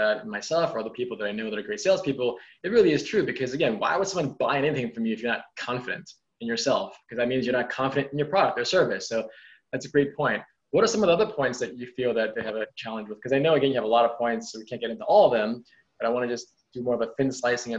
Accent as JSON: {"language": "English", "region": "New York", "country": "United States", "said": "I'm a New Yorker"}